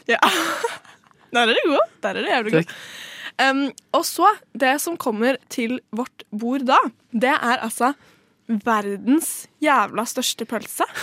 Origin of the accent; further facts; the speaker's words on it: Trøndelag, Norway; Jeg er trønder